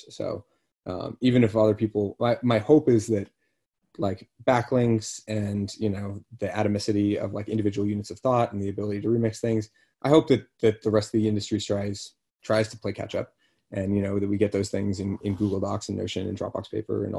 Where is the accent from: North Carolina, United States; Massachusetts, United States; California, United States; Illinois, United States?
Massachusetts, United States; Boston; I'm from Boston